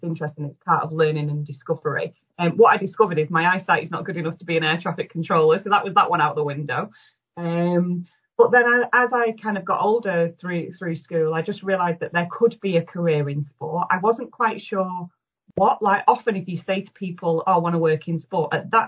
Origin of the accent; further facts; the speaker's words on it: Manchester, North West England, United Kingdom; as a Mancunian and someone that's worked in Greater Manchester a long time